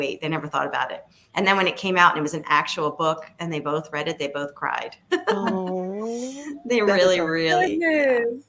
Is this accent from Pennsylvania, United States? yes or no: yes; Philadelphia, Pennsylvania, United States; I was growing up in Philadelphia